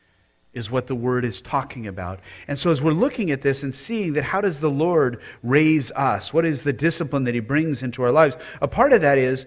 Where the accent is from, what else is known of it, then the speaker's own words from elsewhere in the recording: Colorado Springs, Colorado, United States; moved away; I grew up in Colorado Springs.